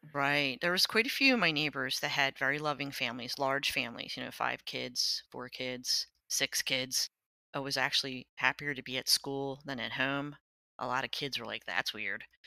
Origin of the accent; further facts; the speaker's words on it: Lower Merion, Pennsylvania, United States; I grew up in Lower Marion, Pennsylvania.